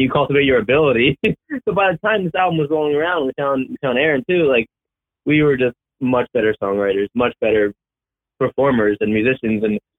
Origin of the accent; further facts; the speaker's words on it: Baltimore, Maryland, United States; we're from Baltimore